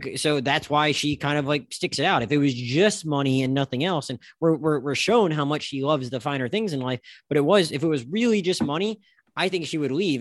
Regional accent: Florida Panhandle, United States; now in South Florida, United States; I currently live in South Florida, I was raised in the Panhandle of Florida

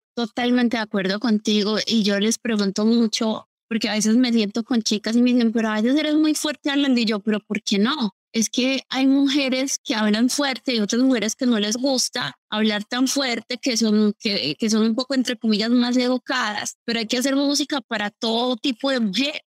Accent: Colombia; Yo crecí obviamente escuchando reggaetón, yo soy colombiana

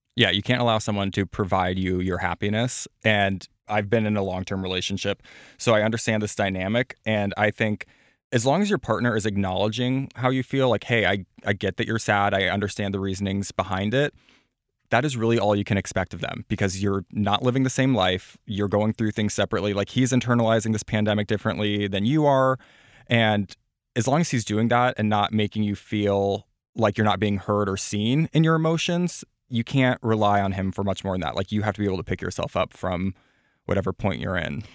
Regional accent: Platte, South Dakota, United States; I'm from Platte, South Dakota, population thirteen hundred

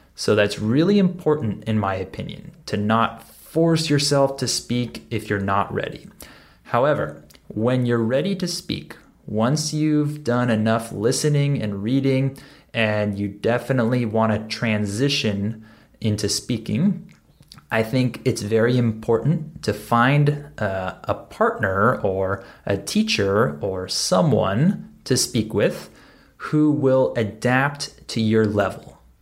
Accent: Southern California, United States; accent: West Coast; this is where I'm from. I'm from Southern California

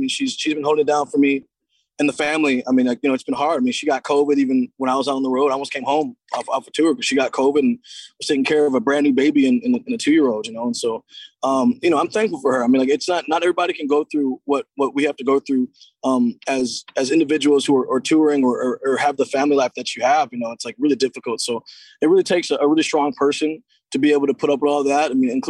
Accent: Seattle, Washington, United States; to be from my hometown and like for an expansion team to first of all come to Seattle.

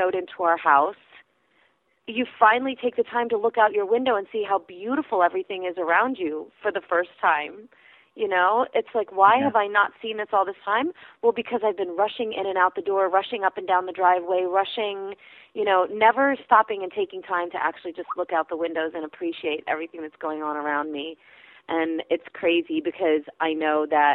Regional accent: Pennsylvania Dutch country, United States; Being from Pennsylvania, I'm from Pennsylvania Dutch country.

